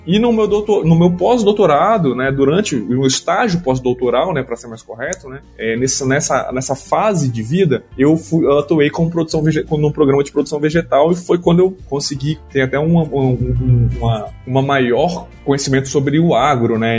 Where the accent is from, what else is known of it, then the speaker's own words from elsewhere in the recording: Vitória, Espírito Santo, Brazil; moved away as an adult; also born or lived in Viçosa / Gurupi, Tocantins; now in Lavras, Brazil; Eu sou natural do Espírito Santo, é, lá em Vitória mesmo